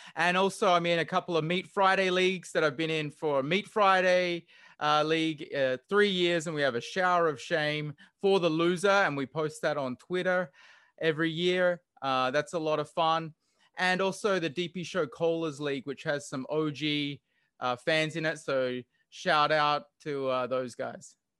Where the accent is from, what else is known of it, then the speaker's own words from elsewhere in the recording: Australia; accent: Australian; moved away as an adult; also born or lived in Hawaii; now in Honolulu, United States; I've actually lived and grew up in Australia, and I am an Australian citizen